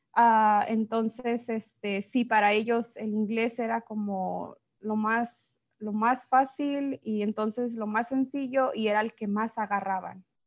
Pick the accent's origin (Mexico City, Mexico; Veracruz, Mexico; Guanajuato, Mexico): Guanajuato, Mexico; first language Spanish; now in United States; soy de México, este, eh, específicamente de Guanajuato